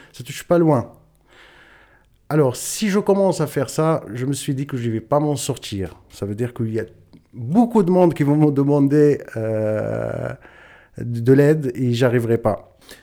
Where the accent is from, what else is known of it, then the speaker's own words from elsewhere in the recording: Ait Milk, Chtouka Ait Baha province, Souss-Massa, Morocco; moved away as an adult; now in Lausanne, Switzerland; ma naissance, c'est au Maroc, dans une région berbère ou amazir, comme on dit, très exactement, province Chtukaitba, commune Aitmirk et mon village qui s'appelle Igora